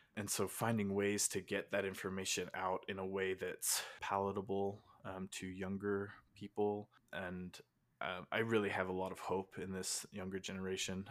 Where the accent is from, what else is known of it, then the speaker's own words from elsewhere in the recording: Utah, United States; I was born and raised in Utah, in the United States